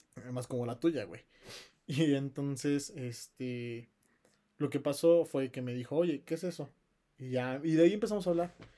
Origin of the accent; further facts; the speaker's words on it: Pachuca, Hidalgo, Mexico; yo soy de Pachuca